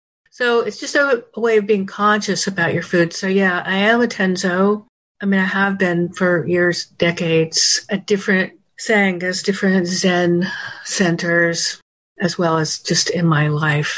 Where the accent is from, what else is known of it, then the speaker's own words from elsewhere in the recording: Jacksonville, Florida, United States; also born or lived in Western North Carolina; now in Atlanta, United States; I grew up in North Florida